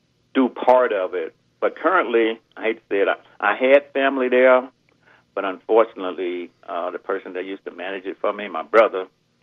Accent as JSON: {"language": "English", "region": "Michigan", "country": "United States", "moved": "as an adult", "lives_now": "Texas, United States", "said": "we are from Michigan, so we were in Michigan."}